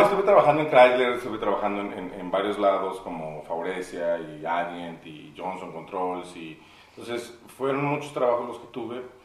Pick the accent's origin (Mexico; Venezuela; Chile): Mexico; Mexico City; now in Saltillo, Mexico; yo soy de la Ciudad de México, ya tengo 20 años viviendo en Saltillo